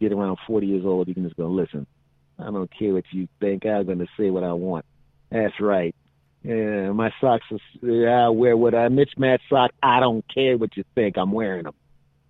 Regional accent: Philadelphia, Pennsylvania, United States; moved away; I'm originally from Philadelphia

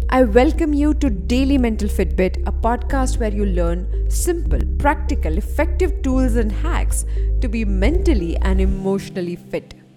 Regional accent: Mumbai, Maharashtra, India; I am born and brought up in Bombay

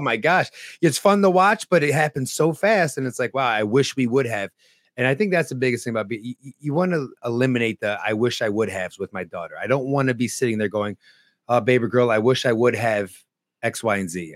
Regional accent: northeastern Pennsylvania, United States; also born or lived in Harlem, New York City, New York; later on in life, around nine years old, we moved to upstate New York. And it's actually not even upstate New York, it's northeastern Pennsylvania

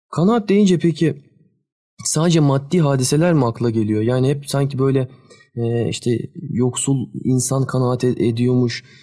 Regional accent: Sakarya, Turkey; Biz ikimiz de e, depremi görmüş kişiler olarak Sakaryalıyız biz.

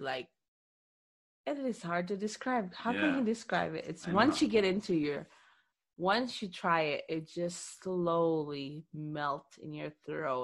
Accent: Philippines; I'm Filipino

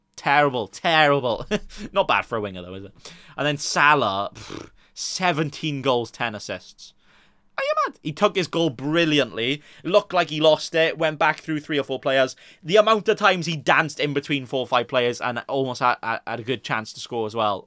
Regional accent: Swansea, Wales, United Kingdom; I'm Welsh, but I'm also from the Swansea

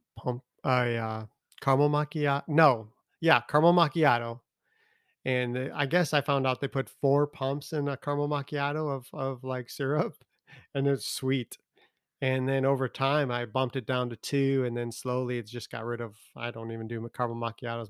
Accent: Chicago, Illinois, United States; now in Tennessee, United States; I'm from Chicago

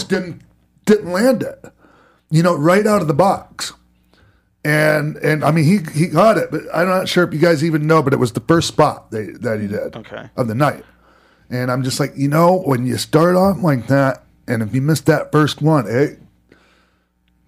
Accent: Florida, United States; When I was growing up in Florida

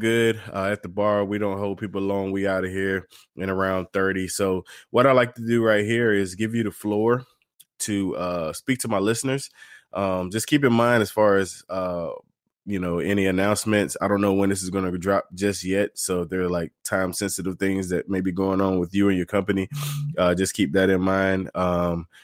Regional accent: Raleigh, North Carolina, United States; from Raleigh area. That's my hometown area

